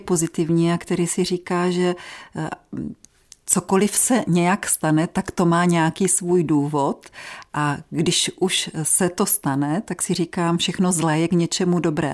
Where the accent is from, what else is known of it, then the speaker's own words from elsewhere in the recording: Moravian Wallachia, Czechia; u nás na Valašsku